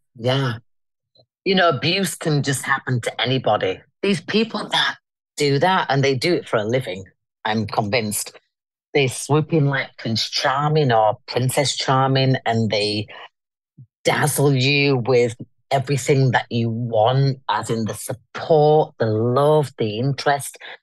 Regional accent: Leeds, Yorkshire and the Humber, United Kingdom; I come from Leeds. I'm a northern girl. Hence, I'm back in my hometown now.

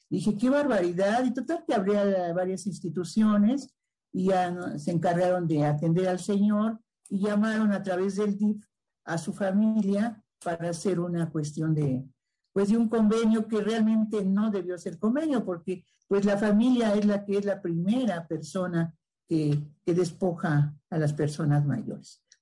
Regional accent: Mexico City, Mexico; Del sur de la Ciudad de México, claro que sí. Pues este

